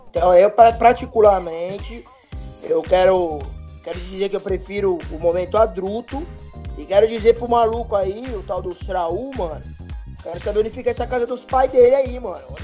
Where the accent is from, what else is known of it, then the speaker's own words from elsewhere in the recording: Guarulhos, São Paulo, Brazil; born there; nós nascemos em Grarulho, mano. Sim, tá ligado? Vila Galvão, tá ligado?